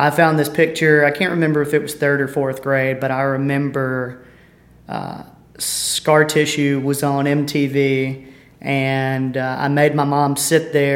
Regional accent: Petal, Mississippi, United States; moved away as an adult; also born or lived in Colorado / Hattiesburg, Mississippi; I'm from Petal, Mississippi, just right outside of Hattiesburg, born and raised there.

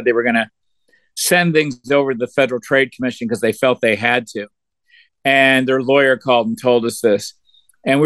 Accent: Detroit, Michigan, United States; moved away; also born or lived in Atlanta, Georgia; I'm from Detroit, and I was raised by both my parents are police officers.

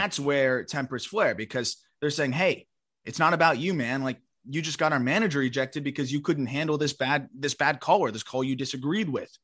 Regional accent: South Florida, United States; I grew up in South Florida

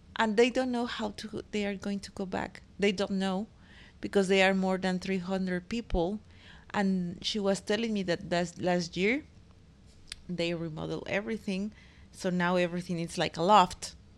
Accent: Mexico; moved away; I'm from the land of quesadillas

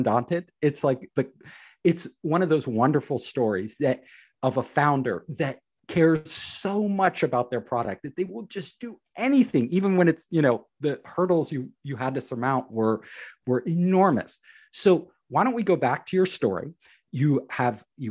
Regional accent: Silicon Valley, California, United States; I'm from Silicon Valley

